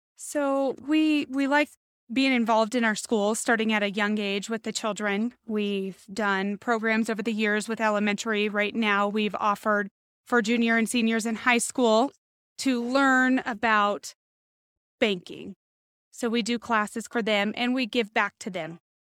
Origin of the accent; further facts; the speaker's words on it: Boulder City, Nevada, United States; also born or lived in Las Vegas, Nevada; So I have been in Boulder City, Nevada since I was six. Born and raised in Las Vegas, my family moved me out here